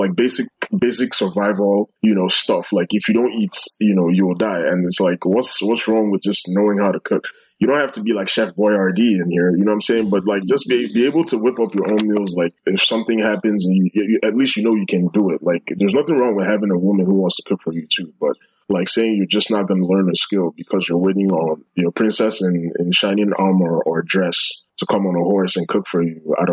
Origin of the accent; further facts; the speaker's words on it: New York, United States; also born or lived in London, United Kingdom / Abuja, Nigeria; I grew up in a bunch of places. I, I grew up in New York and London, and a little bit in Abuja too. So, like, I have like a little of a mixed bag, like, of experiences, you know.